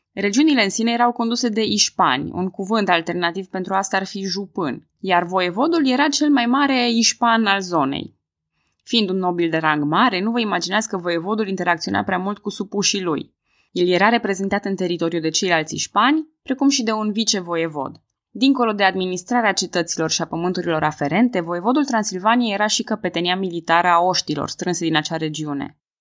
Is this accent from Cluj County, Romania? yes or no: yes; Cluj-Napoca, Cluj County, Romania; Eu sunt din Cluj-Napoca